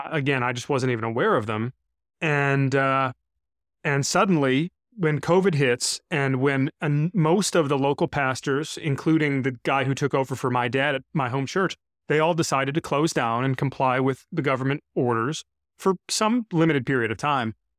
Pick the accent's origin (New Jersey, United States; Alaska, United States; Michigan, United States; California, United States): Michigan, United States; Brighton; this local church in my hometown in Brighton, Michigan, where I grew up